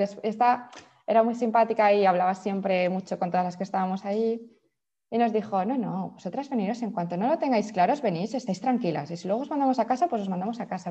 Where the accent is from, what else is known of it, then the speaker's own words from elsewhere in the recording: Valencia, Valencian Community, Spain; moved away as an adult; now in Sant Cugat del Vallès, Spain; soy de Valencia como tú, pero me mudé a Barcelona por mi marido